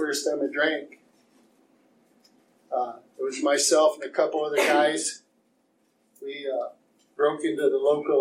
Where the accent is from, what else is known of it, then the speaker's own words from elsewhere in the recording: Eastpointe, Michigan, United States; I was born and raised in East Detroit.